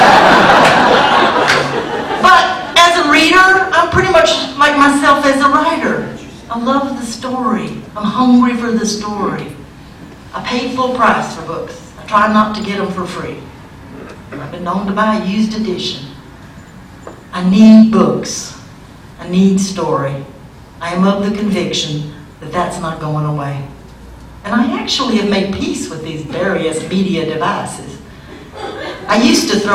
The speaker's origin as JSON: {"language": "English", "country": "United States", "said": "I'm an American"}